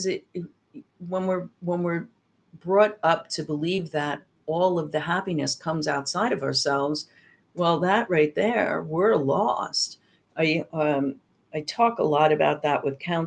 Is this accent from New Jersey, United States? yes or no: yes; New Jersey, United States; moved away as an adult; I upped and left my home state of New Jersey